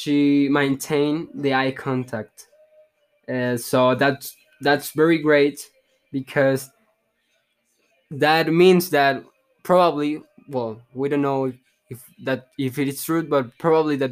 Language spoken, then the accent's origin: English; Mexico; English is a second language; I'm from Mexico